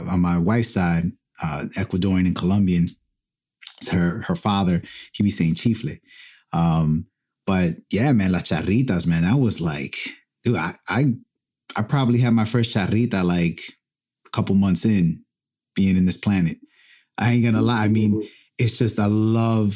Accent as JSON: {"language": "English", "town": "Perth Amboy", "region": "New Jersey", "country": "United States", "tie": "born or raised there", "also_born_or_lived": "Rahway, New Jersey", "said": "we grew up in Perth Amboy, and later in my life, we moved to Rahway, New Jersey"}